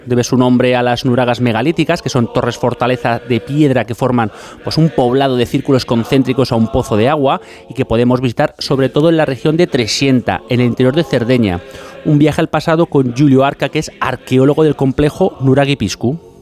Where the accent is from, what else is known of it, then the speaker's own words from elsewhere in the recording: Madrid, Community of Madrid, Spain; now in Barcelona, Spain; los madrileños somos muy viajeros